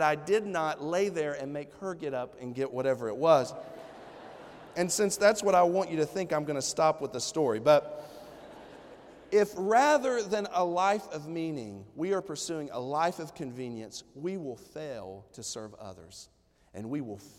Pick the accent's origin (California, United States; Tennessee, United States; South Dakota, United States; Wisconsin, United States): Tennessee, United States; Johnson City; the good old East Tennessee country where I'm from, okay? And so we're from Johnson City, Tennessee